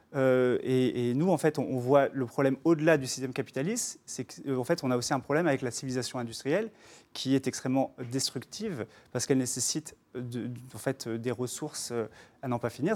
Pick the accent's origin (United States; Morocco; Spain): United States; New York; now in France; j'ai grandi à New York et, j'ai fait mes stages sur Wall Street